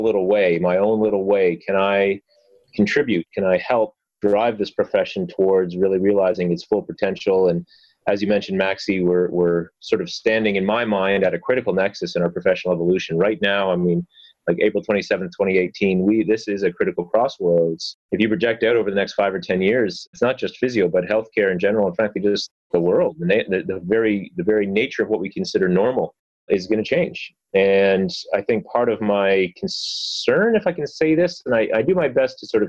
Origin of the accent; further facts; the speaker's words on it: London, Ontario, Canada; my hometown here in London, Ontario